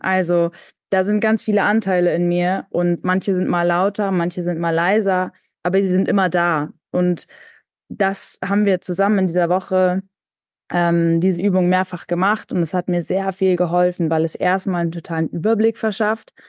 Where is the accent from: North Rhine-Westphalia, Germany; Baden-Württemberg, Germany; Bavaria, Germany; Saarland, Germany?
North Rhine-Westphalia, Germany; Münster; ich komme auch aus Münster gebürtig